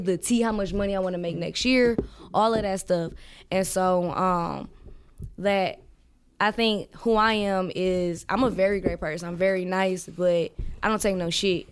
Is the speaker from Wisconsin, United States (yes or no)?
yes; Milwaukee, Wisconsin, United States; also born or lived in Georgia; I'm from Milwaukee, um, uh, on the north side, you know, where most of the black people is